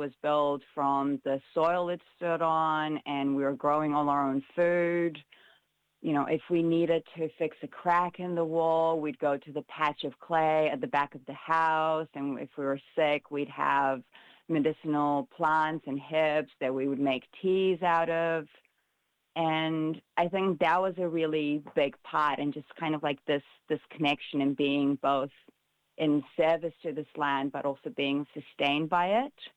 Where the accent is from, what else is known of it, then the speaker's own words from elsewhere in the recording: Romania; now in New Zealand; my experience growing up in Romania